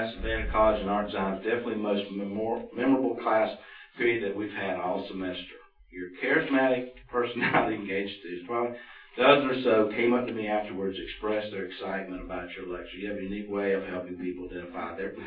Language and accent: English; Roswell, Georgia, United States; I grew up in Roswell